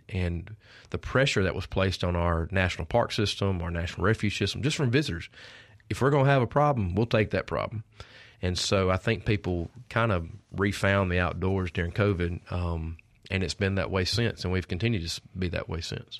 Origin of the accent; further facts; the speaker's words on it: Oxford, Mississippi, United States; also born or lived in Starkville, Mississippi; growing up in North Mississippi